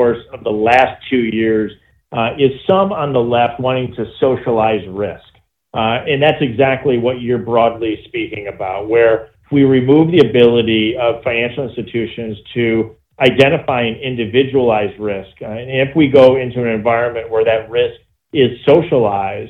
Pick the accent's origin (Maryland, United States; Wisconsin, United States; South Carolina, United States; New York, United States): Wisconsin, United States; Janesville; I'm from Janesville, Wisconsin